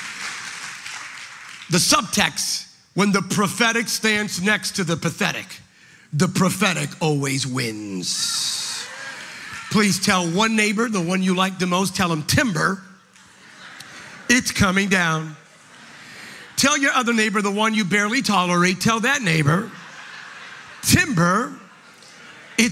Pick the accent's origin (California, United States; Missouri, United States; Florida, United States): California, United States; We come from California.